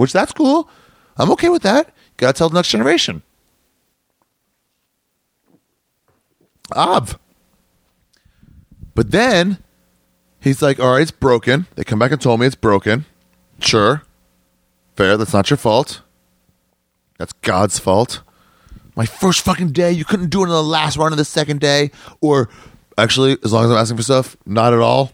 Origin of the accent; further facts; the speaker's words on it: United States; I'm an American. I'm not from around here